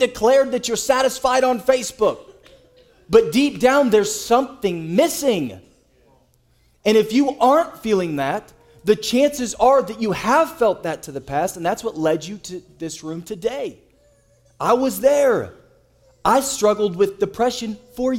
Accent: United States; we as American citizens

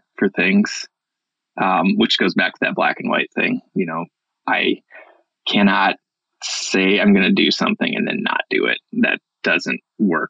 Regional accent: Iowa, United States; moved away as an adult; also born or lived in Montana; I moved west from the Midwest, from Iowa. I'd grown up in Iowa and discovered the mountains

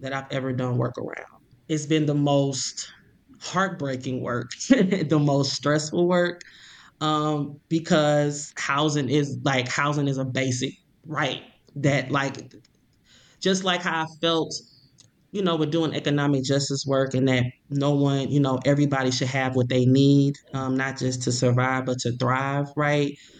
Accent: Ferguson, Missouri, United States; I'm from Ferguson. I grew up in Ferguson.

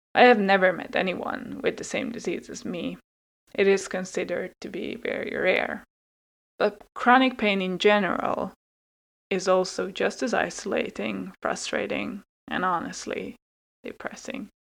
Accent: Hungary; English is a second language; moved away as an adult; also born or lived in Finland; I was born in Finland but grew up in Hungary

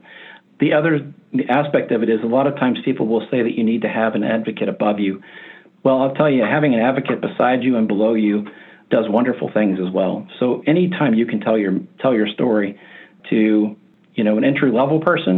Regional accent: Appalachia, United States; I grew up in Appalachia

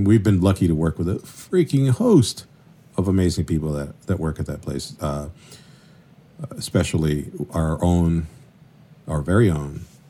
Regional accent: Venezuela; also born or lived in Colombia; Really, honestly, I grew up in Venezuela and Colombia, sort of like, you know, going back and forth.

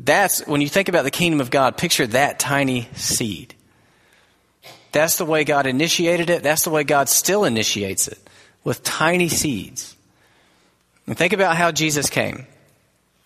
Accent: United States; We are American Christians

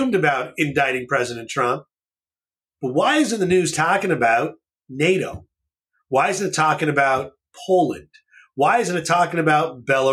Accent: Canada; moved away; In Canada, I grew up there. So I'm actually Canadian in most senses

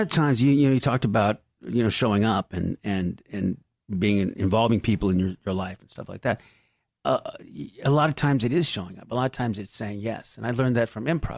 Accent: San Diego, California, United States; I was from San Diego

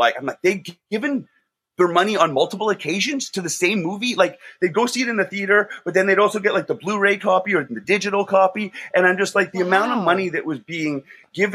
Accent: Calgary, Alberta, Canada; moved away; I'm from Calgary originally.

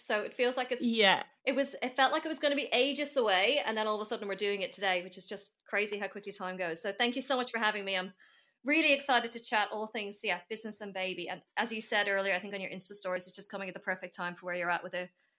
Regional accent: Ireland; moved away as an adult; now in Australia; So I am obviously originally from Ireland, for anyone who you know, one day I feel like I'll say that and people go, no way, you sound Australian. So I arrived in Australia 10 years ago this year

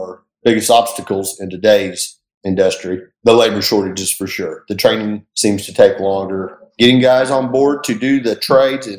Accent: Enid, Oklahoma, United States; moved away as an adult; now in Tulsa, United States; I'm from Enid, Oklahoma

